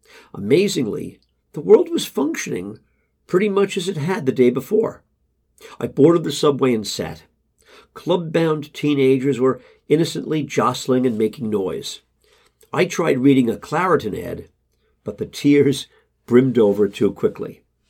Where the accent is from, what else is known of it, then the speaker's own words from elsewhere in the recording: Queens, New York, United States; I grew up in Queens, and I'm the middle in an Irish brood of six.